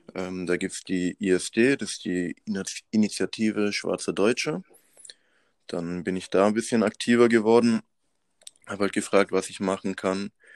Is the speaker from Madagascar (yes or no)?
yes; Madagascar; also born or lived in Pforzheim, Germany; now in Germany; ich bin geboren auf Madagaskar und dann mit meiner Mom zusammen äh, 2001 nach Europa gekommen